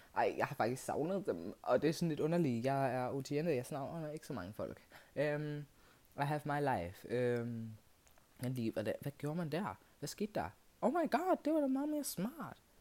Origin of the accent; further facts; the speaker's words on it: Kenya; now in Denmark; Jeg er fra Kenya.